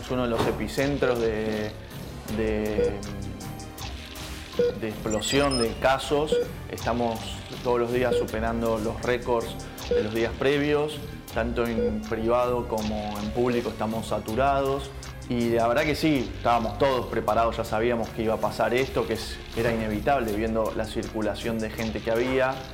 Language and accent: Spanish; La Plata, Buenos Aires Province, Argentina; soy intensivista eh, del Hospital San Martín de la Plata, eh, soy platense y recién está comenzando mi guardia